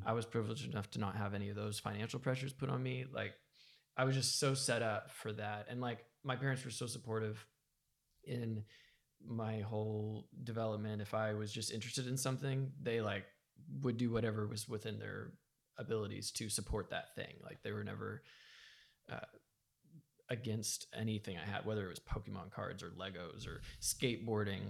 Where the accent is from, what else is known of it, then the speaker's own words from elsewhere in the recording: United States; I was raised in America